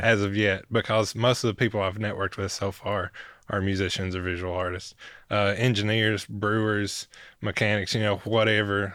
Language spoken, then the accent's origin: English; Hancock County, upper Northeast Tennessee, United States; moved away as an adult; now in Knoxville, United States; I'm from Hancock County to Knox County.